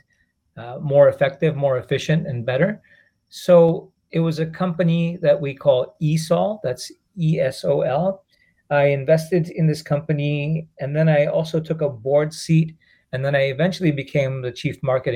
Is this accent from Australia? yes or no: no; Japan; also born or lived in Singapore / India (heritage); I was born and raised in Japan. I'm of Indian heritage and origin. I currently live in Yokohama, Japan, as well as Singapore.